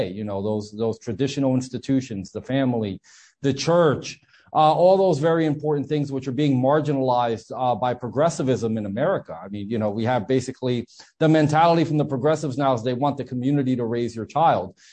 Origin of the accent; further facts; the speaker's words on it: New Jersey, United States; I'm from New Jersey.